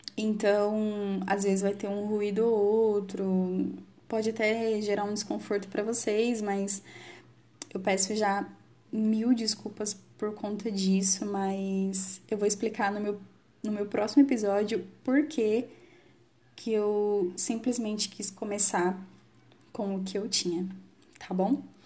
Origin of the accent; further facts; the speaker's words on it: Campinas, São Paulo, Brazil; eu sou de Campinas, São Paulo.